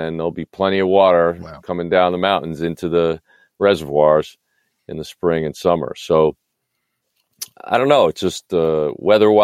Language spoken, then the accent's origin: English; New York, United States; now in California, United States; I grew up in New York.